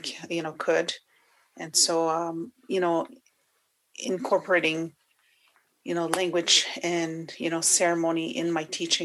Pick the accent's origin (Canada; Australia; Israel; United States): Canada; Wikwemikong, Ontario; moved away; I am originally from Wikwem Kong on Manitoulin Island, and I am Anishinaabe and Odawa.